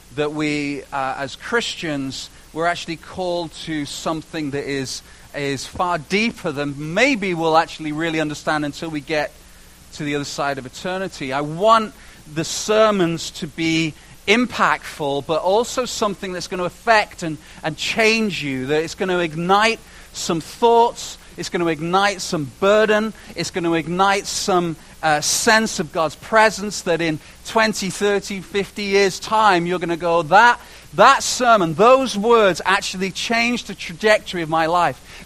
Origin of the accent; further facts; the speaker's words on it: United Kingdom; moved away; my British teeth